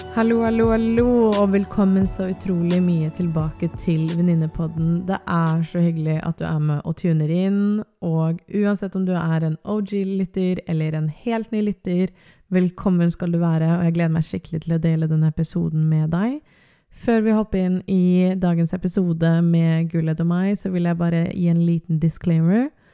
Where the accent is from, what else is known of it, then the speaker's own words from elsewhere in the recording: Bærum, Akershus, Norway; der jeg vokste opp i Bærum